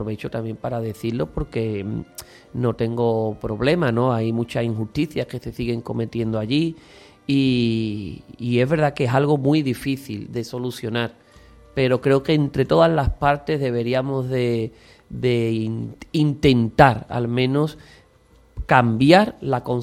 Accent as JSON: {"language": "Spanish", "town": "Utrera", "region": "Andalusia", "country": "Spain", "tie": "born or raised there", "said": "Mi pueblo, por supuesto, que seguirá siendo Utrera y, lo es."}